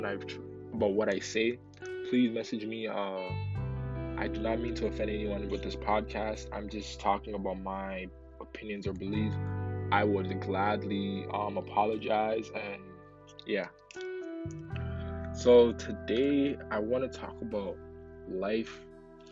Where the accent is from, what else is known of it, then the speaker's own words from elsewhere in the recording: Ghana; now in Canada; Obviously, I wasn't born in Canada. I was born in Ghana